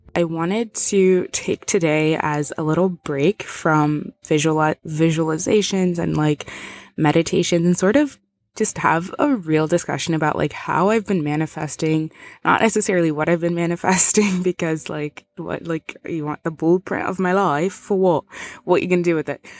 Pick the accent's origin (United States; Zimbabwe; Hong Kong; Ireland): Zimbabwe; moved away; I'm originally from Zimbabwe